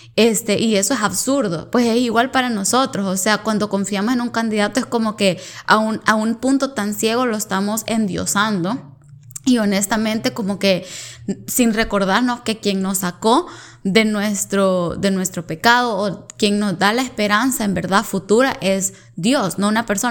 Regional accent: El Salvador; now in Canada; yo soy del Salvador

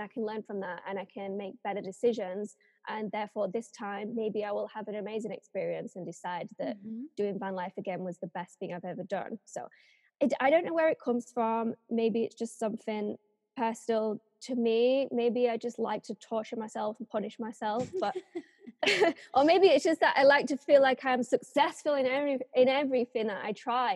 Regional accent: England, United Kingdom; moved away as an adult; also born or lived in Japan; some little English girl that has just never really left the country before

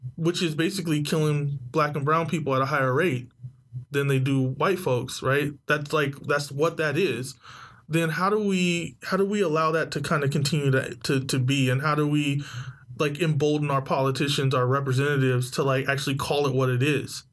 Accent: San Diego, California, United States; I'm from San Diego

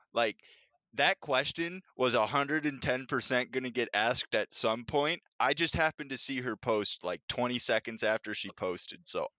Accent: Minnesota, United States; I'm from Minnesota

